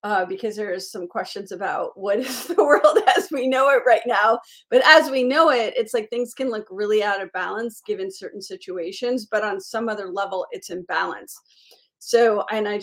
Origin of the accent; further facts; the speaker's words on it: Miami, Florida, United States; I grew up in Miami